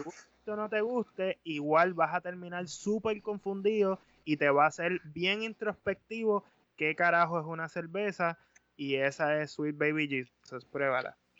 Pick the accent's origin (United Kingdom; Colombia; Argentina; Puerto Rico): Puerto Rico; Caguas; así somos los de Caguas